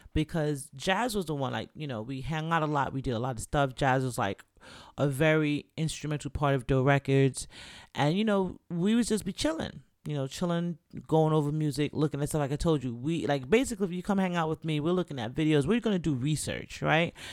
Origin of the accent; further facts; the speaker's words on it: Jamaica; I'm Jamaican